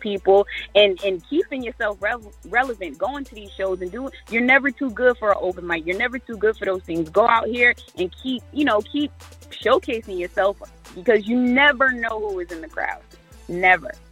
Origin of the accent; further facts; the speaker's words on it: Providence, Rhode Island, United States; now in Fayetteville, United States; I was raised um, for the majority of my life in Providence, Rhode Island